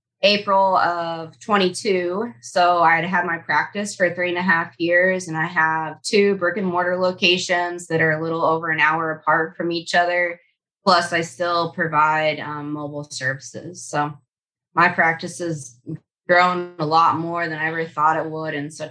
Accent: Kansas, United States; moved away as an adult; also born or lived in Grenada / Southwest Arkansas; now in Arkansas, United States; I'm a sixth-generation cattle producer. I grew up in Kansas.

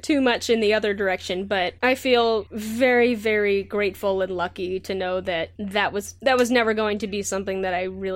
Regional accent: Southern California, United States; also born or lived in Santa Cruz; the town that I grew up in Southern California is still actually relatively conservative

